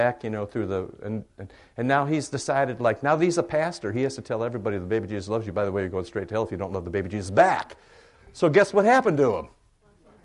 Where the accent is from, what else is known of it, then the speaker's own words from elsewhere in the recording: Cedar Rapids, Iowa, United States; moved away; I grew up in Cedar Rapids, Iowa